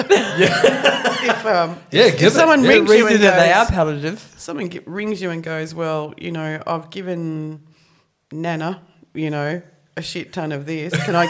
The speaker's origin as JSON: {"language": "English", "country": "Australia", "said": "Australians, we're bloody unique, I reckon."}